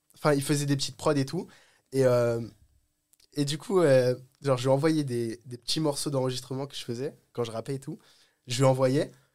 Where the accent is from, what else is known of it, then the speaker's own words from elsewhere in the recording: Oise, Hauts-de-France, France; Je viens de, de l'Oise, j'habite au-dessus de Paris